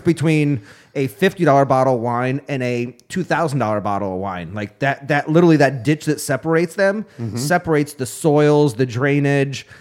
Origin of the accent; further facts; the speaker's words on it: upstate New York, United States; growing up in upstate New York, I was part of 4-H